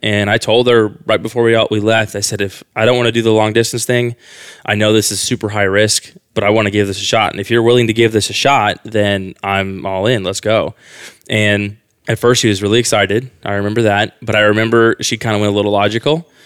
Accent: Quincy, Illinois, United States; moved away as an adult; now in Austin, United States; I'm from Quincy, Illinois. It's a very small town in Illinois, the west side of Illinois, almost by Missouri

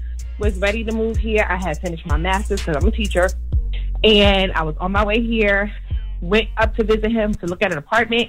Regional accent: Brooklyn, New York, United States; now in Richmond, United States; I'm in Richmond, but I'm from Brooklyn Bedside.

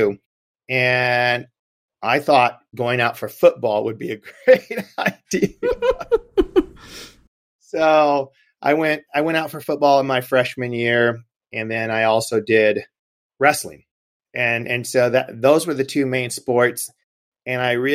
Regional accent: Gary, Indiana, United States; growing up in Gary, Indiana, we did it all

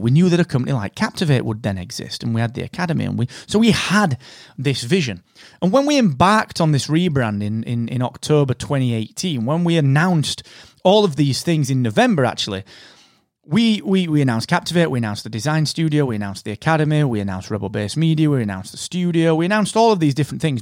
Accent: United Kingdom

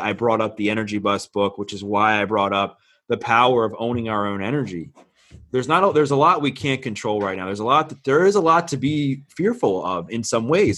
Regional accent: Baltimore, Maryland, United States; I'm born and raised in Baltimore, Maryland

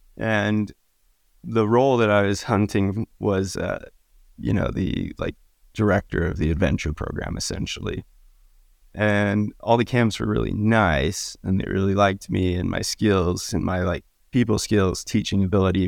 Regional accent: Utah, United States; I grew up in Utah

